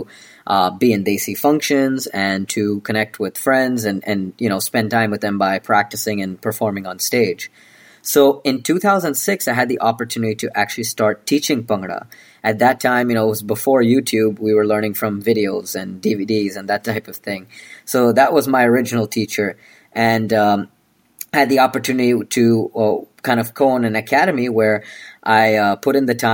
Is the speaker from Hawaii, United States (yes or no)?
no; North Carolina, United States; originally, I grew up in North Carolina in the United States